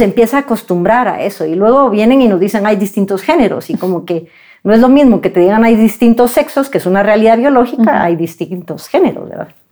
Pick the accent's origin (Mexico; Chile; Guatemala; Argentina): Guatemala; como guatemaltecos